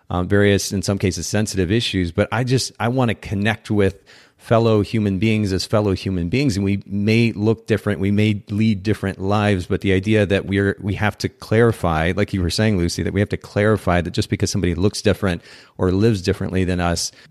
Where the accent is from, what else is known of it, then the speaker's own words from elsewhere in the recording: Japan; because I actually grew up in a foreign country. I grew up in Japan, spent about ten years